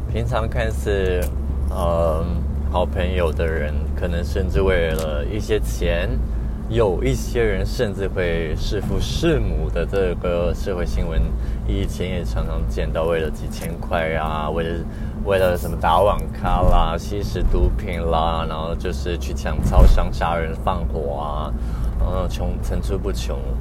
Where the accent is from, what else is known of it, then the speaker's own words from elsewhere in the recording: northern Taiwan, Taiwan; 我是北部人